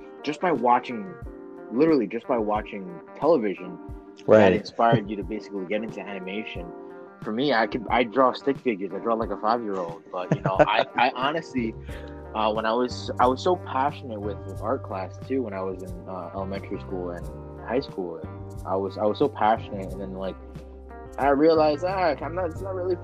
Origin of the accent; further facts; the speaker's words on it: New York City, New York, United States; I grew up in the Bronx